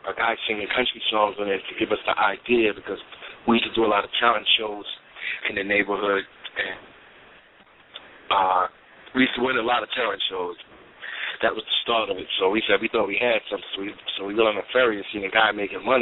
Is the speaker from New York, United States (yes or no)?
yes; New York City, New York, United States; we're all from Staten Island, New York. Um, most of us are related.